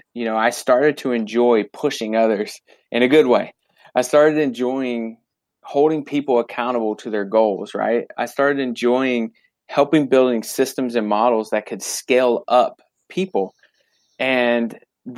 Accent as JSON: {"language": "English", "town": "Fayetteville", "region": "North Carolina", "country": "United States", "tie": "born or raised there", "also_born_or_lived": "Florida", "said": "I was born in Florida, but I was raised in Fayetteville, North Carolina since kindergarten."}